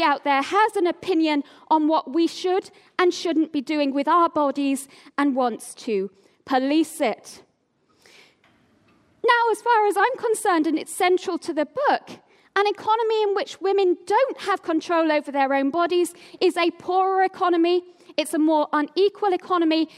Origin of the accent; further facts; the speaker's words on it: Oldham, North West England, United Kingdom; also born or lived in Tameside; now in Cambridge, United Kingdom; I was born in Tameside and grew up for most of my life in Oldham.